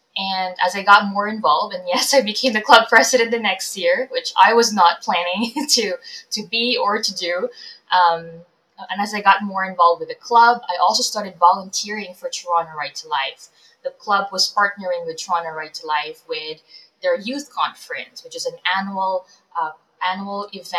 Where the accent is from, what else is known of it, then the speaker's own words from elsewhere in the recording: Philippines; moved away; Yeah, I'm an immigrant. My family and I moved here from the Philippines about 12 years ago, so in 2009.